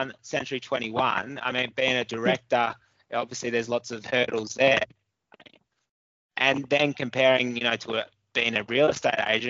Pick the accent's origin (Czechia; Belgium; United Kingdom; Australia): Australia; Brisbane, Queensland; moved away as an adult; now in Newcastle, Australia; I've been in Newcastle probably 5-6 years now. Originally, I was from Brisbane.